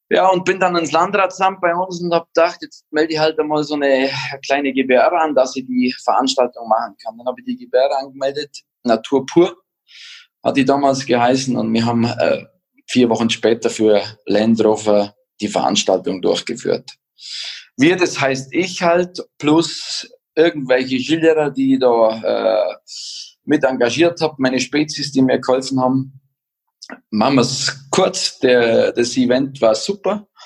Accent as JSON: {"language": "German", "region": "Bavaria", "country": "Germany", "tie": "born or raised there", "said": "ich bin in den Bergen aufgewachsen, habe die Skipiste vor der Haustür und bin immer Ski gefahren"}